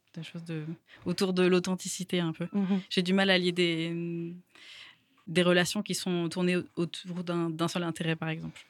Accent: Toulouse, Occitania, France; Je viens de Toulouse

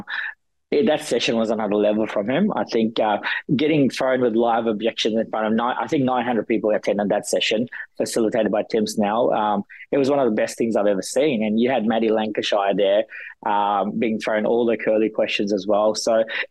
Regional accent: New Zealand; moved away; I'm a Kiwi at heart

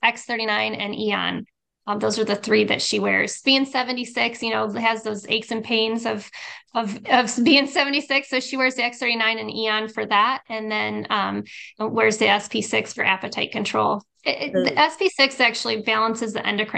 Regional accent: Arizona, United States; I'm from Arizona

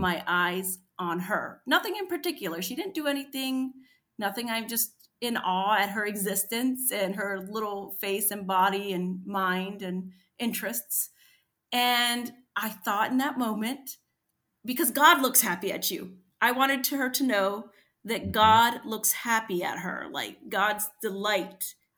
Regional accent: United States; I grew up in American poverty

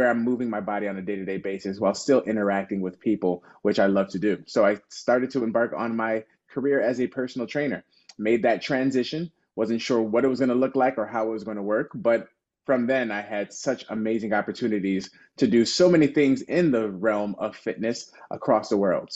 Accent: Chicago, Illinois, United States; born and raised in Chicago

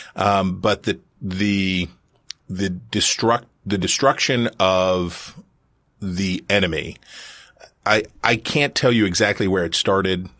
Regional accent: Wheeling, West Virginia, United States; my hometown of Wheeling, West Virginia

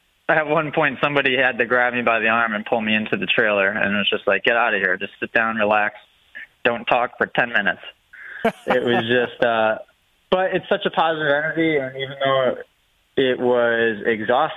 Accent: New England, United States; New England born and raised

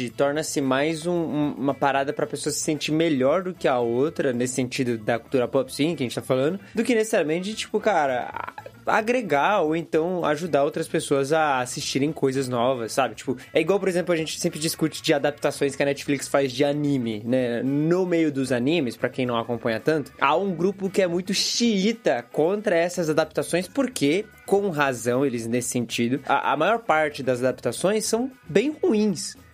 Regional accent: Japan; Tem a parada, claro, de que eu cresci no Japão, então eu cresci com animes, com desenhos e tal.

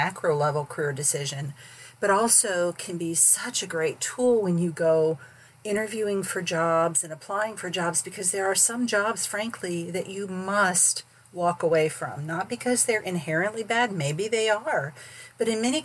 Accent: St. Petersburg, Florida, United States; also born or lived in Northeast Missouri; I grew up in St. Petersburg, Florida, where there was no change of seasons

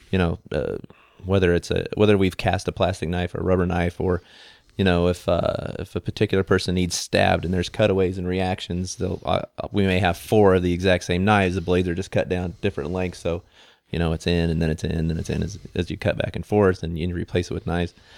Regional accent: McCook, Nebraska, United States; I grew up in McCook, Nebraska

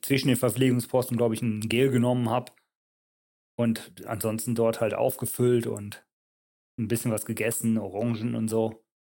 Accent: Leichlingen, North Rhine-Westphalia, Germany; moved away as an adult; also born or lived in Leverkusen / Switzerland; now in Nänikon, Switzerland; ich bin gebürtig aus Leverkusen, bin aber in Leichlingen aufgewachsen

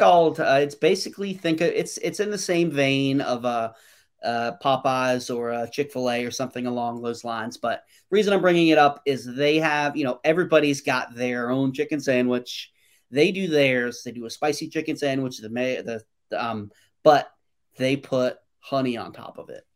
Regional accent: North Carolina, United States; also born or lived in New York; Growing up in North Carolina

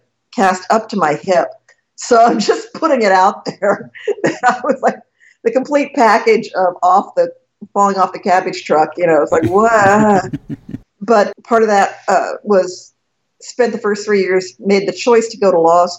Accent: Texas, United States; moved away as an adult; also born or lived in Wisconsin; now in Los Angeles, United States; family moved down to Texas when I was 2. And so grew up there and graduated college

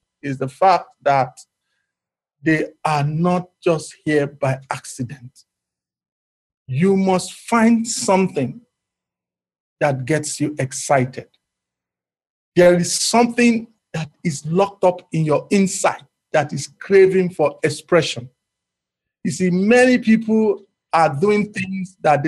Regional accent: Nigeria; as a Nigerian

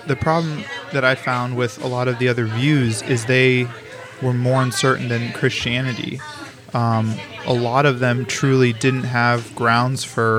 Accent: St. Louis, Missouri, United States; also born or lived in Kansas City / Colorado; whenever I was 8, we moved from Colorado to St. Louis. So kind of my upbringing was broken up into a couple different parts

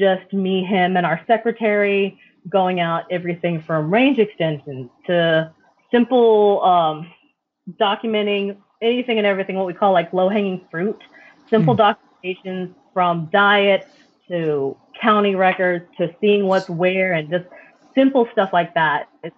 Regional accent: Arlington, Texas, United States; I'm from Arlington

